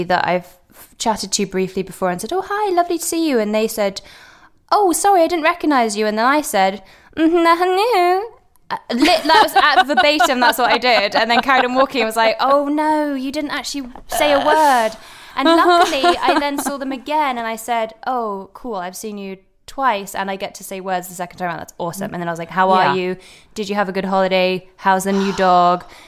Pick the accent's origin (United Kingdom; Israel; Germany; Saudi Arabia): United Kingdom; Devon, South West England; also born or lived in Edinburgh, Scotland / London; now in Los Angeles, United States; we all moved to Devon